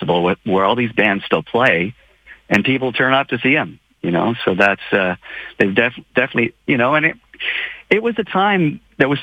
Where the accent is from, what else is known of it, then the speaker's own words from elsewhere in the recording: Moose Jaw, Saskatchewan, Canada; moved away as an adult; now in United States; I'm just from Moose Jaw. You know, I'm just this kid that played hockey in, you know, in Moose Jaw and had a musical family.